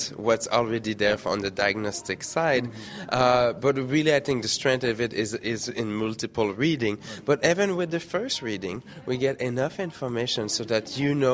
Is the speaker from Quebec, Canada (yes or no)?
yes; Quebec City, Quebec, Canada; moved away; originally from Quebec City